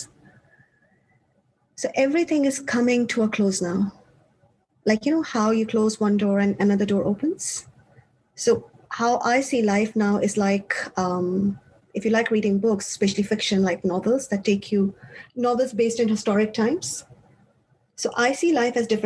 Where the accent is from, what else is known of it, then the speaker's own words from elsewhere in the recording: Pakistan; moved away as an adult; also born or lived in Switzerland; now in Australia; I come from Pakistan originally. And for university, I moved to Switzerland